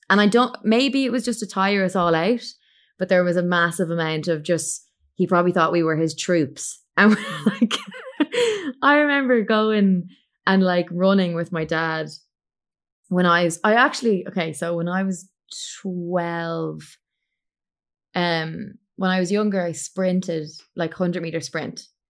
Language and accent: English; Ireland; moved away as an adult; I'm an Irish singer-songwriter, and I currently live in Ireland. I was abroad for a good seven years.